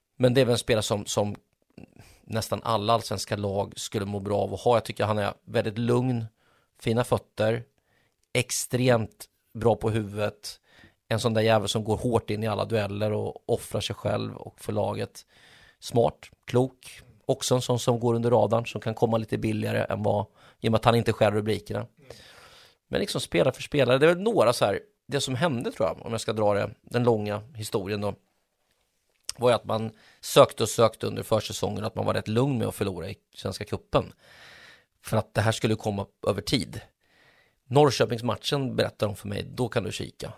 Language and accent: Swedish; Mjölby, Östergötland, Sweden; moved away; also born or lived in Stockholm; där jag växte upp i min lilla klubb, jag älskar fortfarande Mjölby AI